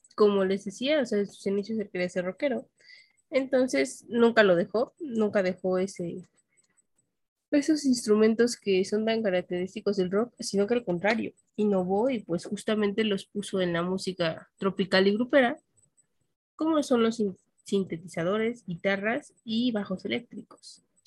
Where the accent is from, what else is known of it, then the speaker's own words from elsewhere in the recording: Mexico City, Mexico; yo nací en el Distrito Federal